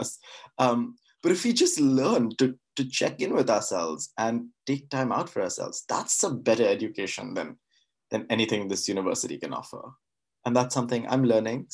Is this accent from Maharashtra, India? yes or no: yes; Mumbai, Maharashtra, India; moved away as an adult; also born or lived in New York; now in Oxford, United Kingdom; I was born and brought up in Bombay.